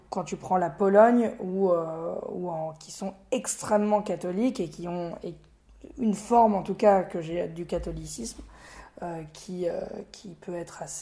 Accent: France; je me présente pas en disant bonjour … euh, je suis français européen juif.

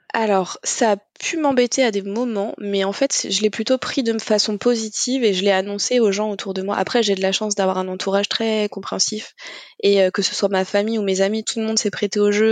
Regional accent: Normandy, France; du coup j'ai 35 ans, je suis normande

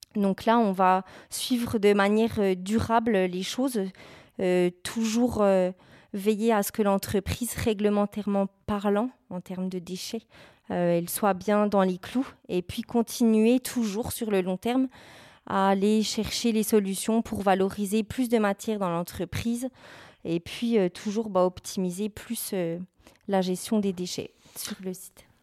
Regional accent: Bourgogne-Franche-Comté, France; moved away; je suis originaire de la région Bourgogne-Franche-Comté

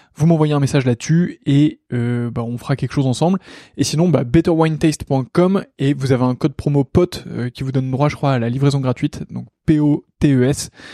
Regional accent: Lille, Hauts-de-France, France; je suis aussi originaire de Lille

